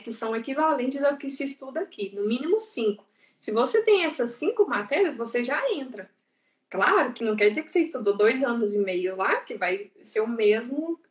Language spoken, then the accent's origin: Portuguese; Pará de Minas, Minas Gerais, Brazil; moved away as an adult; now in Spain; eu sou de Minas Gerais, de eh, uma cidade próximo de Belo Horizonte, de Pará de Minas